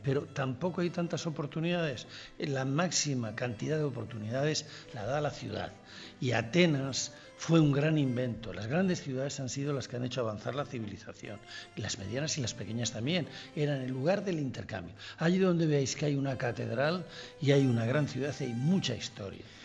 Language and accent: Spanish; northern Palencia, Castile and León, Spain; mi tierra, el norte de Palencia